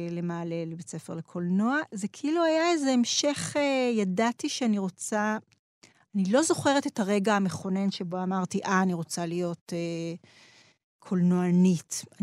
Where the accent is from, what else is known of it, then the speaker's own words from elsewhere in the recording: Mashu'ot Yitzhak, Southern District, Israel; also born or lived in Ma'ale Mikhmas; את ילדותי המוקדמת אה, גדלתי במשואות יצחק, זה מושב שיתופי ליד אשקלון.